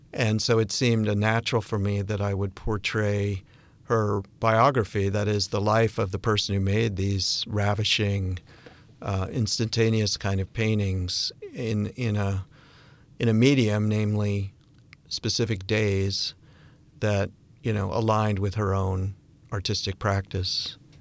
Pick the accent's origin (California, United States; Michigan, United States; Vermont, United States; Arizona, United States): Vermont, United States; Bennington; I'm from Bennington, Vermont